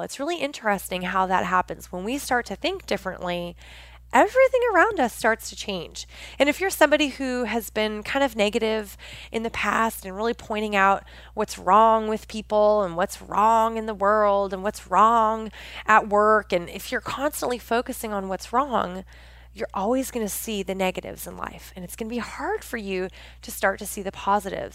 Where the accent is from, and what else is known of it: Pacific Northwest, United States; born or raised there